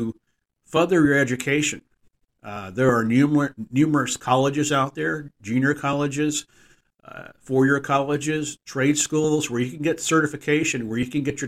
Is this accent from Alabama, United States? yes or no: no; Texas, United States; with a connection with my home state. Being from Texas